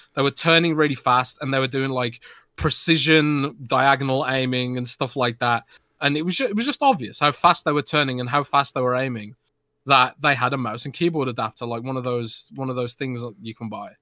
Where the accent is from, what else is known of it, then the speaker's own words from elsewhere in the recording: United Kingdom; I'm British